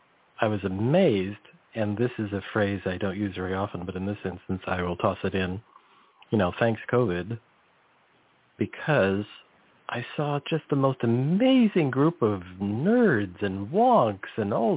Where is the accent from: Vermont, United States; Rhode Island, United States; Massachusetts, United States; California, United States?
California, United States; I grew up near the Salinas Valley. So it was a massive amount of ag.